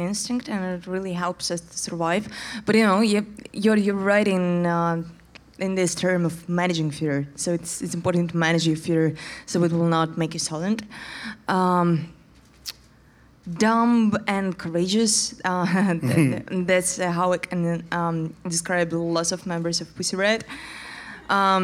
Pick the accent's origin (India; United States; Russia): Russia; Moscow; English is a second language; we're from Moscow and work on our stuff in Moscow